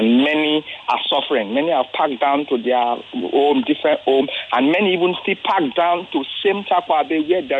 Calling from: Ikorodu, Lagos, Nigeria; Yes, I'm calling right from Ijede, Ikoroduye.

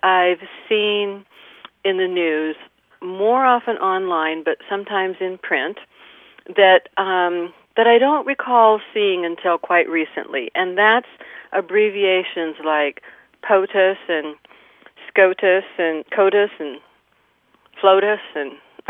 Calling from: San Diego, California, United States; I'm calling from San Diego.

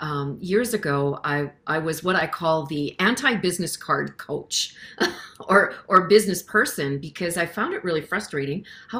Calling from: Saskatchewan, Canada; And so I'm coming in from Saskatchewan, Canada

